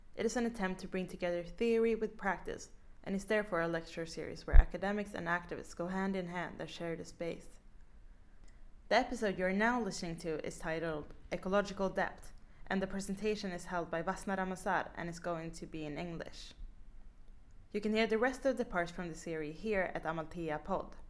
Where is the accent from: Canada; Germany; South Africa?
South Africa; I come from South Africa. And I grew up and lived through apartheid South Africa.